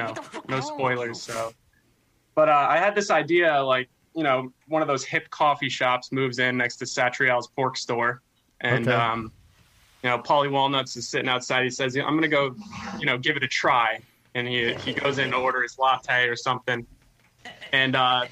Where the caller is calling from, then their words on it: Providence, Rhode Island, United States; I'm calling from Providence, Rhode Island. Home of … and the ….